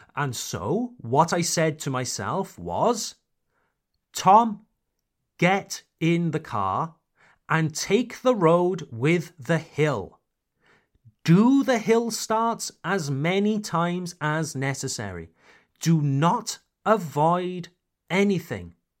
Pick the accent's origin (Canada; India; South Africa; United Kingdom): United Kingdom; now in France; I am a British expatriate living in France